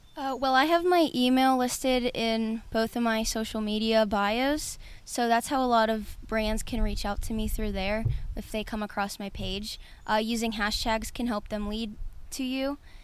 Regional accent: Pittsburgh, Pennsylvania, United States; I grew up in Pittsburgh, lived here my whole life

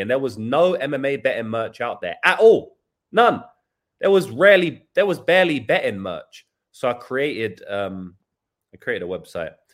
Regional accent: England, United Kingdom; now in New Zealand; I'm English

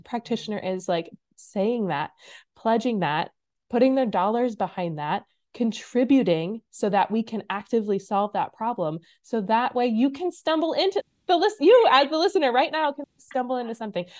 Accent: Illinois, United States; moved away as an adult; also born or lived in Iowa; now in Minnesota, United States; I grew up in Illinois went to school in Iowa, and then migrated my way up north to Minnesota.

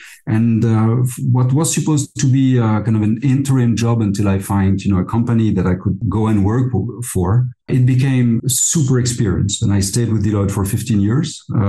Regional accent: Liège, Wallonia, Belgium; moved away as an adult; now in Luxembourg; So as you said, I was born in Belgium, in Liège.

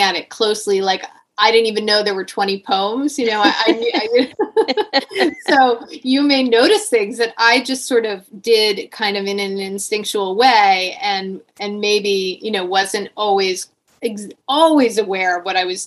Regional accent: Connecticut, United States; growing up in Connecticut in the 80s

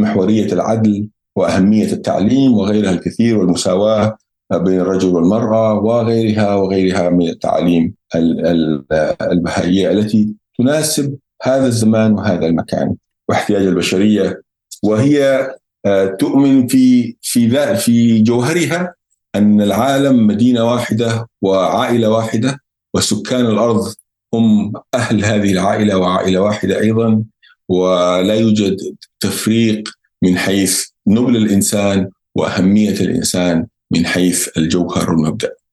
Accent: Yemen; احنا عندنا في اليمن

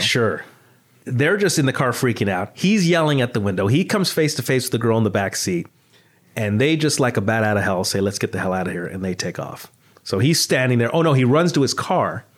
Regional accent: Los Angeles, California, United States; growing up in the San Fernando Valley in the eighties and nineties

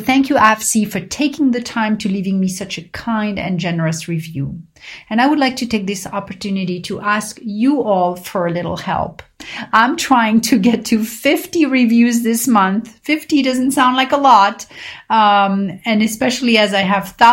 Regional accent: Paris, Île-de-France, France; growing up in Paris

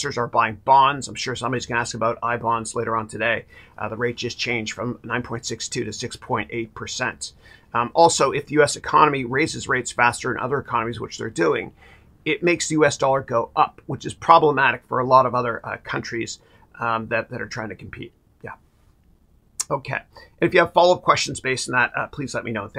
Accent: Canada; growing up in Canada, I'm a proud Canadian

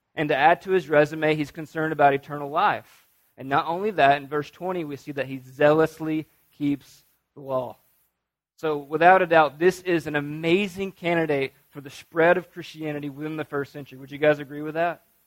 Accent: North Alabama, United States; I'm from North Alabama

